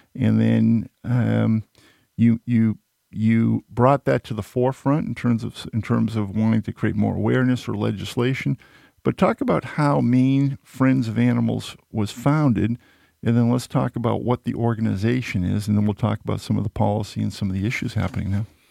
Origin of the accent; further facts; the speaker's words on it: outside of Boston, Massachusetts, United States; a young … growing up outside of Boston